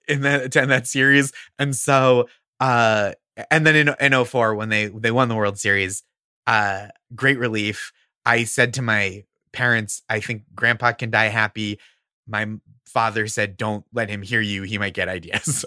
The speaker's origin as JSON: {"language": "English", "town": "Stoneham", "region": "Massachusetts", "country": "United States", "tie": "born or raised there", "said": "I grew up in Stoneham, Massachusetts"}